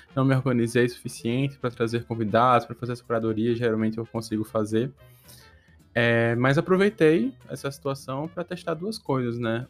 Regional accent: Potiguar, Rio Grande do Norte, Brazil; moved away; Eu sou a única pessoa do Nordeste, tipo, Portugal, assim, Potiguar, que mora aqui

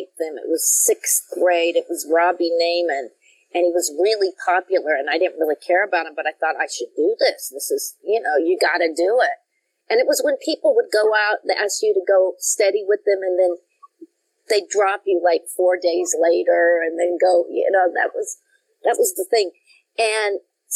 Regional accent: Denver, Colorado, United States; moved away; also born or lived in Brooklyn, New York; I grew up in Denver, Colorado, which I thought was the biggest metropolis in the whole world

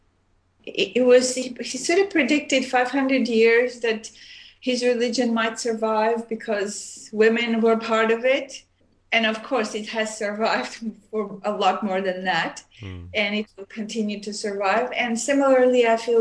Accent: Armenia; also born or lived in Montreal, Canada / Oregon, United States / India; now in Vancouver, Canada; I was born in Armenia, which is used to be part of USSR. And I left in 1976, and I moved to Montreal, Canada, and I lived there for many years

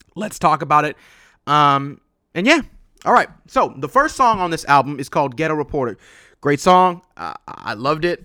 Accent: West Coast, United States; I'm from the West Coast

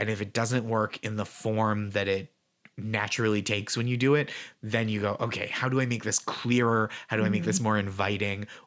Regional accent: Boston, Massachusetts, United States; moved away as an adult; now in New York City, United States; I'm from here. I moved. I don't live here anymore, but it's so special to be in my hometown

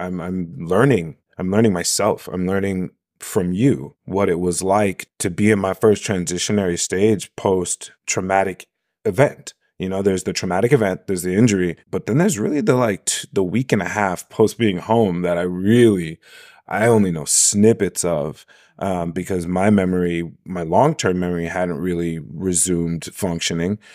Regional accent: New York, United States; I'm a New Yorker

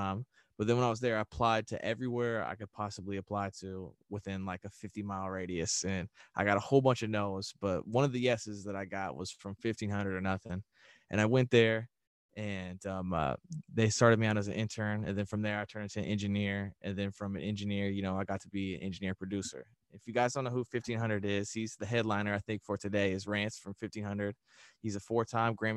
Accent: Indiana, United States; moved away as an adult; now in Los Angeles, United States; I was originally from Indiana. Now I'm in LA.

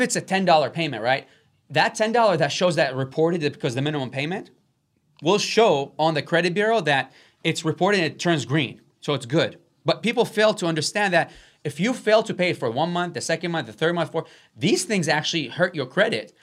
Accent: Iraq; now in United States; where we come from, from Iraq, which I'm a Catholic from

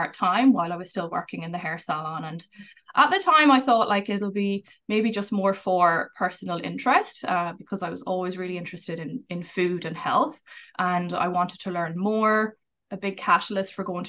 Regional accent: Ireland; moved away as an adult; now in Vancouver, Canada; I'm originally from Ireland, but I've lived here for the last 8 years.

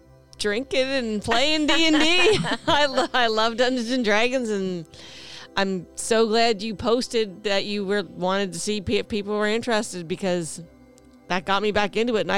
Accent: Canada; I'm Canadian

